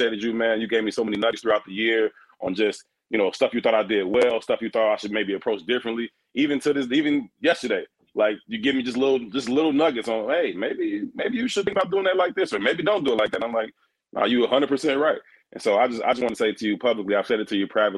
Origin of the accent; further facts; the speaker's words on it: Chicago, Illinois, United States; being a Chicago kid, born and raised on the South Side